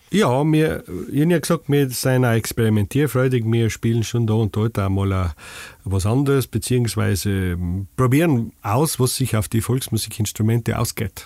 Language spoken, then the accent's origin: German; Stubai Valley, Tyrol, Austria; accent: Tyrolean; ich komme aus dem Stuartal, das gehört zu dem Bezirk